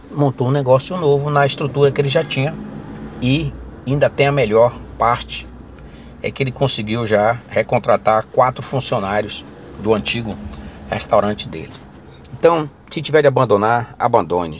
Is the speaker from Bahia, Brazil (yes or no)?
yes; Ilhéus, Bahia, Brazil; lá da minha terra, Ilhéus